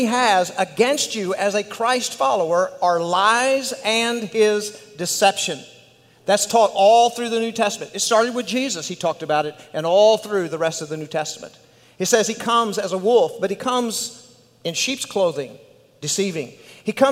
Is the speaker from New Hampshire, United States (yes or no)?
no; West Texas, United States; accent: West Texas; my West Texas accent